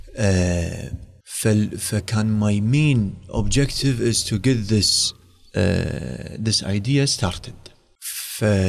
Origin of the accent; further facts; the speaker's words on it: Kuwait; also born or lived in United States; رديت الكويت وظفت بوزاره الصحه